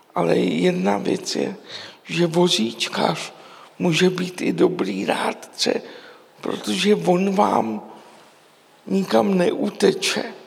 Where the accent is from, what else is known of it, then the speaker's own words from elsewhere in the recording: Prague, Czechia; já jsem vyrůstal v Praze v jedličkárně